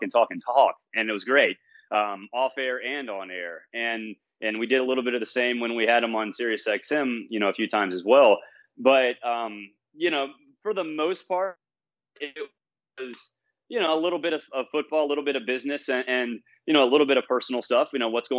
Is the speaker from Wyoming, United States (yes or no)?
no; Auburn, Alabama, United States; being an Auburn guy and growing up around Auburn